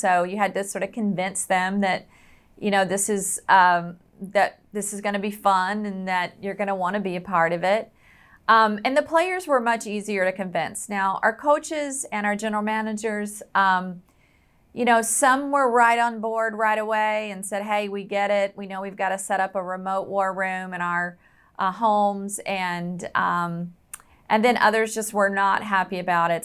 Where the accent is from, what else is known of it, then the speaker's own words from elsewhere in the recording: the South, United States; I was raised in the South where football is pretty much a religion